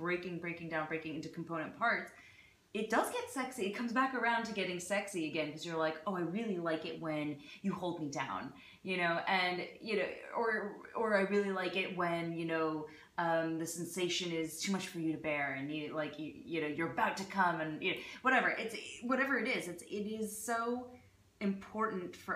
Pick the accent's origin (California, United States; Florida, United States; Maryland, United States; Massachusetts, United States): California, United States; Bay Area; growing up in the Bay Area